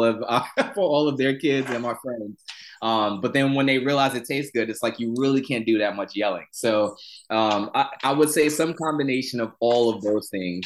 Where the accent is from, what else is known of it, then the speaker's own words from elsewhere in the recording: New York City, New York, United States; I grew up in Southside Jamaica, Queens, in a low-income neighborhood